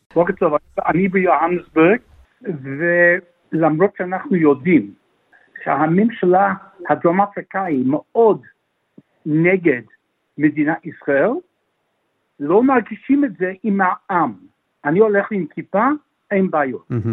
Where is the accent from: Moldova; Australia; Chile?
Australia; Melbourne, Victoria; also born or lived in Israel; אני יליד מלבון, אני בוגר בית ספר הר הצופים מאונט סקרפס